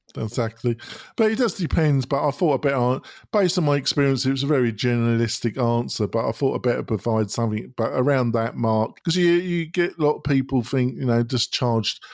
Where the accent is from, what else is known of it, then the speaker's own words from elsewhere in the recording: United Kingdom; moved away as an adult; now in United States; I'm not American. I was born in Britain. I came to America about twelve years ago.